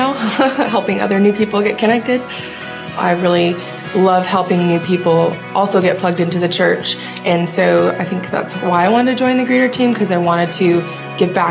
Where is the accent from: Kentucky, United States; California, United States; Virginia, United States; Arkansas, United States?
California, United States; Southern; moved away as an adult; now in Franklin, United States; I'm from Southern California originally. I moved here 5 years ago